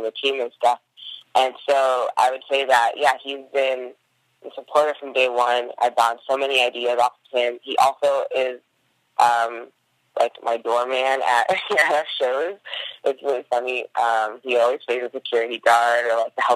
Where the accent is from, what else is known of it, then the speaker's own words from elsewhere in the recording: New Jersey, United States; moved away as an adult; also born or lived in Washington, D.C. / New York; now in Oakland, United States; I grew up in New Jersey with a Haitian mom and an African-American father